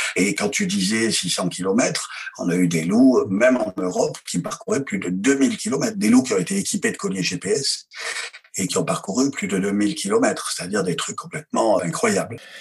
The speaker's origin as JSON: {"language": "French", "country": "France", "said": "chez nous, en France"}